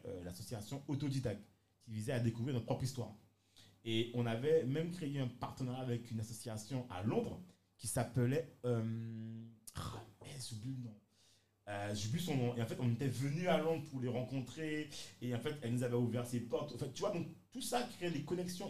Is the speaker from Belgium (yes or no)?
no; Guadeloupe; moved away; also born or lived in France / England; j'étais Guadeloupéen ou même Antillais